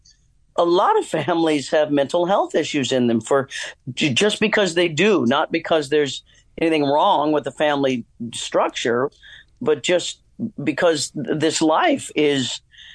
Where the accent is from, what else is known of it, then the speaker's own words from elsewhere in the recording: Kansas, United States; moved away; also born or lived in Hollywood; my growing up in Kansas